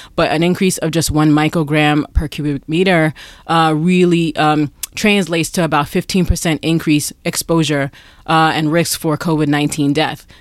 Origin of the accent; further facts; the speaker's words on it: New York, United States; I'm from New York